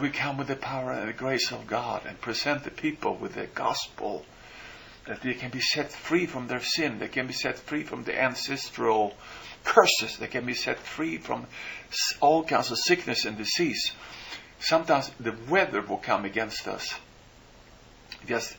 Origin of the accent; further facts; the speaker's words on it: Sweden; moved away; I come from Sweden